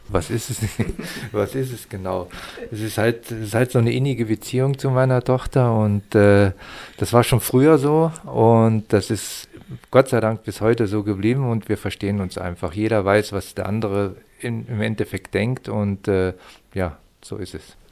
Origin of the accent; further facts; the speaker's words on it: the Harz, Lower Saxony, Germany; moved away; also born or lived in Mittenwald/Garmisch, Upper Bavaria; ich komme aus, ich komme aus Niedersachsen, aus dem Harz und bin schon über 40 Jahre